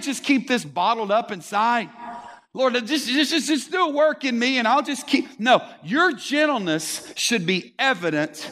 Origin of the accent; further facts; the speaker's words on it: Texas, United States; We're from Texas